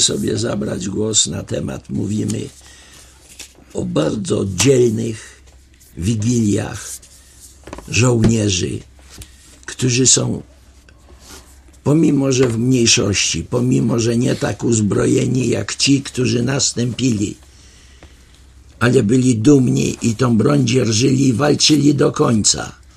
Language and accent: Polish; Lublin, Lublin Voivodeship, Poland; Byłem ja z Lublina